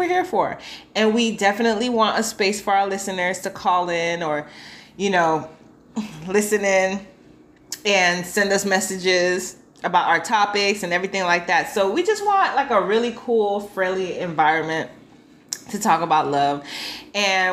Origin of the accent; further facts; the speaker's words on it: Miami, Florida, United States; I'm also from Miami, Florida, the 305, the best place in the world